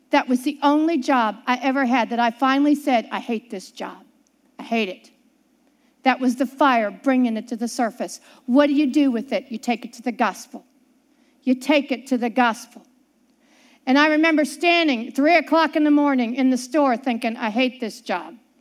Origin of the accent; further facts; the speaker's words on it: Pittsburgh, Pennsylvania, United States; growing up in Pittsburgh, Pennsylvania